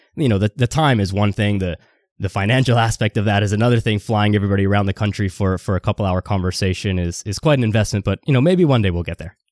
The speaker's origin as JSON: {"language": "English", "town": "Toronto", "region": "Ontario", "country": "Canada", "said": "I'm from Toronto"}